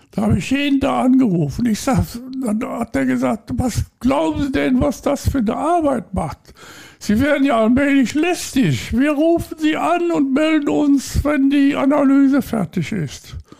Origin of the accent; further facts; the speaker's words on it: Rhineland, Germany; moved away as an adult; now in Bad Sassendorf, Germany; So als Rheinländer in Westfalen ist das Leben in Westfalen immer eine große Bürde.